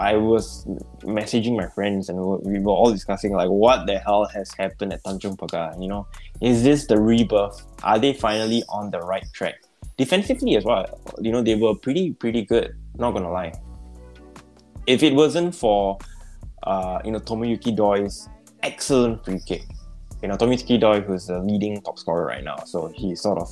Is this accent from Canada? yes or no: no; Singapore; my bias as a Singaporean